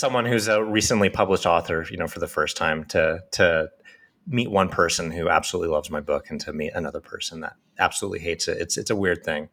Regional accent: Oakhurst, California, United States; also born or lived in Fresno; I grew up in Oakhurst, and then I moved down to Fresno for Fresno State, and I lived there for 10 years

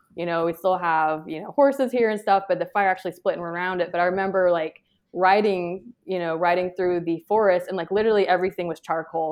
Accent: Georgia, United States; I'm from Georgia

